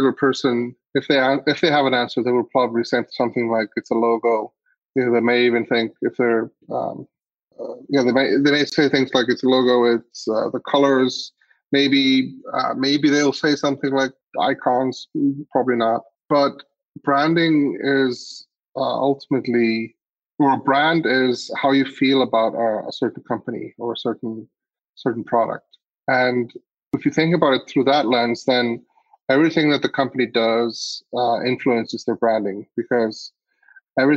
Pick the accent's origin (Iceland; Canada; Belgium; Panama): Iceland; I grew up in Iceland